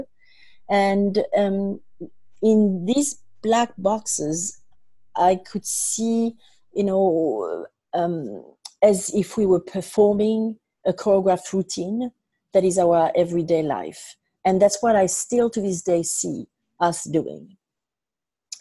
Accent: France; now in New York City, United States; I was born in France and raised in France, mainly, and I also have lived and traveled extensively around the world before landing in New York City

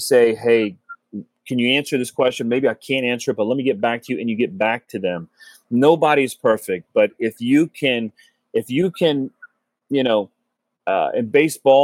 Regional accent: Cincinnati, Ohio, United States; moved away as an adult; now in South Florida, United States; growing up in Cincinnati, we have a little cigar shop downtown Cincinnati

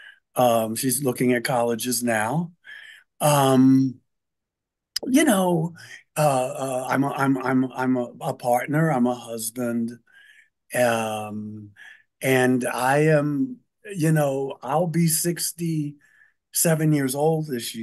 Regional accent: Baltimore, Maryland, United States; growing up in Baltimore

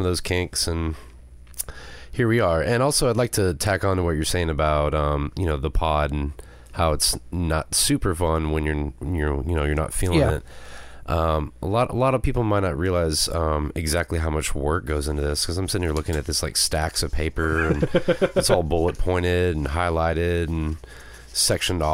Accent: United States; I'm from America

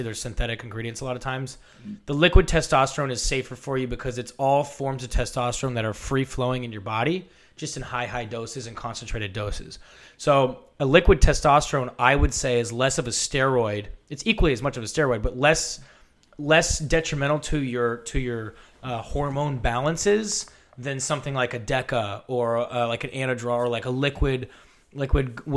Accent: San Francisco, California, United States; also born or lived in Oregon; I grew up in San Francisco

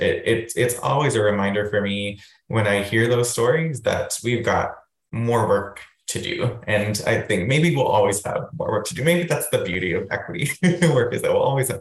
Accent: Waterloo, Ontario, Canada; now in London, Canada; growing up in Waterloo

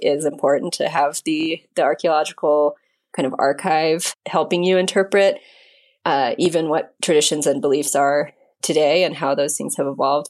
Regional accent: United States; now in Mexico; My husband's Mexican, I'm American

